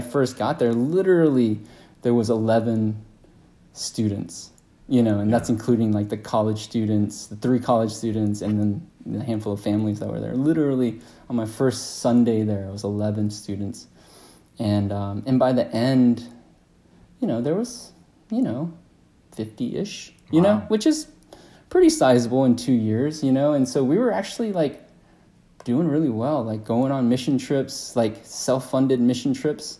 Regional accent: Atlanta, Georgia, United States; I was born and raised here in Atlanta

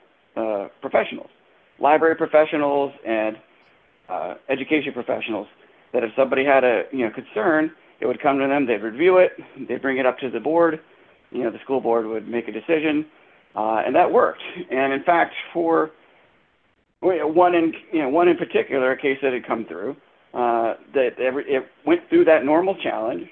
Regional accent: Hanover County, Virginia, United States; I'm from Hanover

